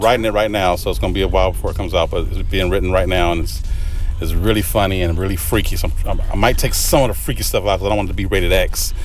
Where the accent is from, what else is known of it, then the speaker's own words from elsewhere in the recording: Los Angeles, California, United States; growing up in South Central Los Angeles